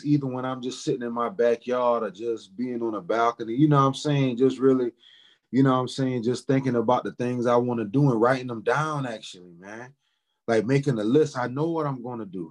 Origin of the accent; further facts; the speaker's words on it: Charleston, South Carolina, United States; also born or lived in Orangeburg, South Carolina; now in Indianapolis, United States; But I was born in Orangeburg, South Carolina, and I was raised in Charleston.